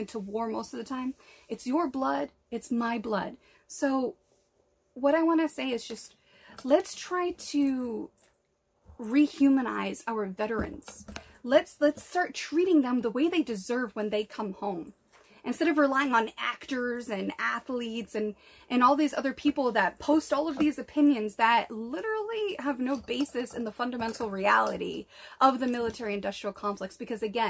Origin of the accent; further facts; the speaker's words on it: New England, United States; we're from New England.